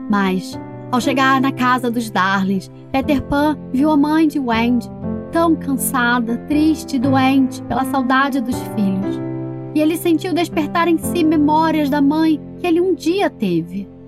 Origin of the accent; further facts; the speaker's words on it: Nova Friburgo, Rio de Janeiro, Brazil; Eu tenho sete anos. Sou de Nova Friburgo, Rio de Janeiro.